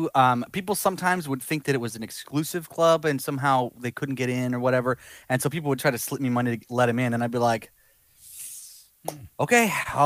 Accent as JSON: {"language": "English", "region": "Georgia", "country": "United States", "tie": "born or raised there", "also_born_or_lived": "Boston", "moved": "as an adult", "lives_now": "Los Angeles, United States", "said": "I started playing bass in Georgia. I grew up in Georgia."}